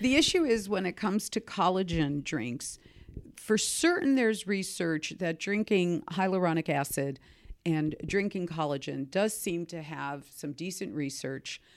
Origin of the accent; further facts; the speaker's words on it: Seattle, Washington, United States; having grown up you know, in Seattle, Starbucks world